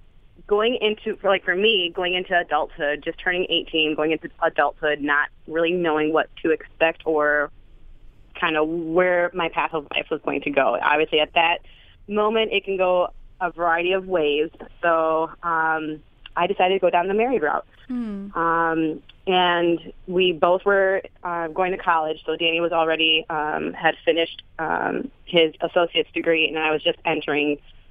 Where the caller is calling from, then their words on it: Madison, Wisconsin, United States; We are calling from Madison, Wisconsin.